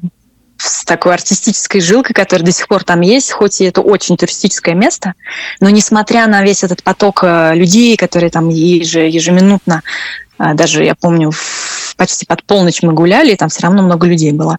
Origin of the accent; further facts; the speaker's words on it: Russia; moved away as an adult; also born or lived in France / Scotland; я родилась в России